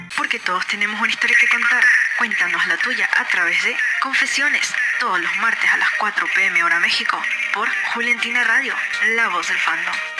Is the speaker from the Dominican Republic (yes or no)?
no; Ecuador; aquí en mi país, que es Ecuador